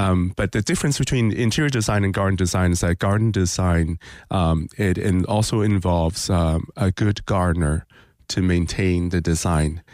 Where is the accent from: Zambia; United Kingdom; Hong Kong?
Hong Kong; also born or lived in Toronto, Canada; now in Winter Park, United States; growing up in Hong Kong